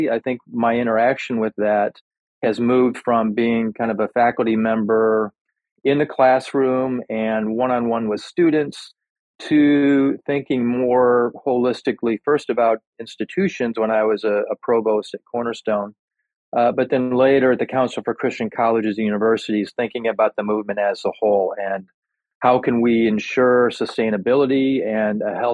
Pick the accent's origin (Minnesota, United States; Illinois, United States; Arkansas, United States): Illinois, United States; Chicago; moved away as an adult; now in Santa Barbara, United States; I grew up in the Chicago area, actually lived out near Wheaton